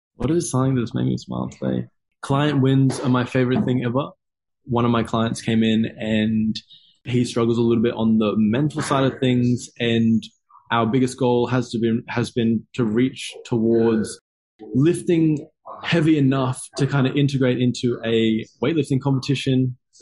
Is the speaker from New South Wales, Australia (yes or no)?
no; Gold Coast, Queensland, Australia; I've lived here my entire life though. and so I was born on the Gold Coast and I live in Miami, Miami Gold Coast